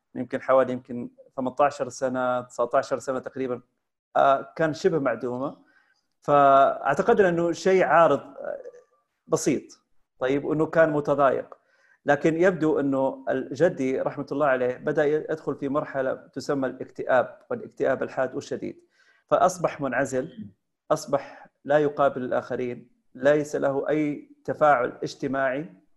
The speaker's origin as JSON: {"language": "Arabic", "town": "Taif", "region": "Makkah Province", "country": "Saudi Arabia", "tie": "born or raised there", "said": "توجهت الى مسقط راسي اللي هي مدينه الطائف"}